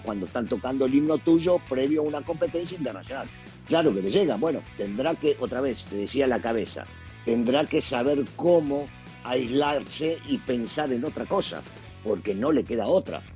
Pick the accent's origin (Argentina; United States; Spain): Argentina; mis paisanos